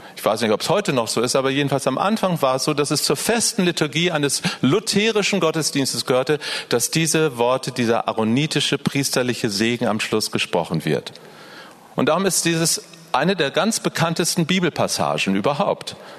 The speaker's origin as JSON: {"language": "German", "region": "Northern Germany", "country": "Germany", "said": "Ich bin ein Norddeutscher und bei uns ist viel grauer Himmel"}